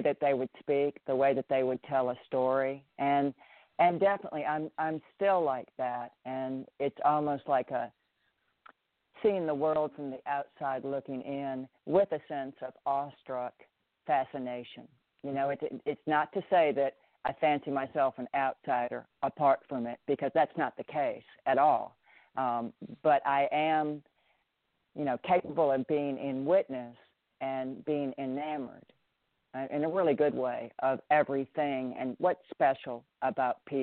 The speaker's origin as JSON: {"language": "English", "town": "Memphis", "region": "Tennessee", "country": "United States", "tie": "born or raised there", "also_born_or_lived": "Minnesota / California / Ireland", "accent": "Southern", "moved": "as an adult", "said": "I moved from Minnesota to Memphis when I was 10, when I had just turned 10"}